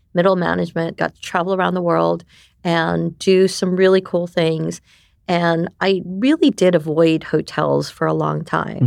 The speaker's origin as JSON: {"language": "English", "region": "New York", "country": "United States", "tie": "born or raised there", "also_born_or_lived": "Japan / Taiwan", "first_language": "Japanese", "second_language": "English", "moved": "yes", "said": "we immigrated to New York, where I most of my years, development years, were. So I am a New Yorker"}